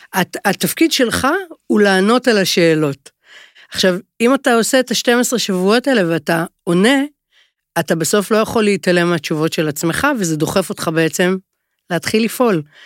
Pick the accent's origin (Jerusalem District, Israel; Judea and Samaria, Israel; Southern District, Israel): Jerusalem District, Israel; Jerusalem; גדלתי בירושלים